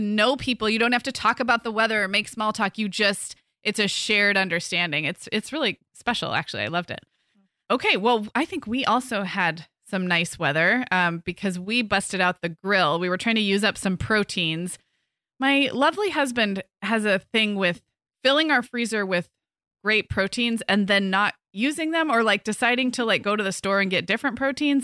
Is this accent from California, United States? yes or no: yes; California, United States; moved away; also born or lived in Midwest; growing up in California